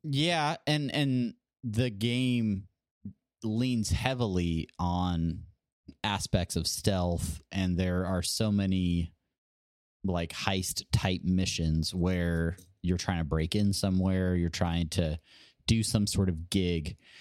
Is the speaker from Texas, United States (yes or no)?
no; Southern California, United States; moved away as an adult; also born or lived in Hawaii; now in Nebraska, United States; Growing up in California